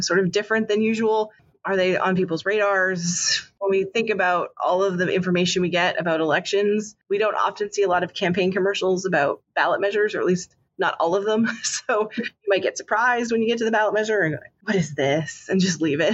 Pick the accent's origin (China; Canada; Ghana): Canada; moved away; I grew up in Canada